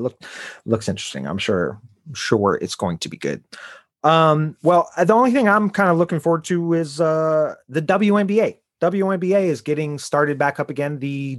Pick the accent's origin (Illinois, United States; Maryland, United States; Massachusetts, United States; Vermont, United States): Illinois, United States; Chicago; My hometown, Chicago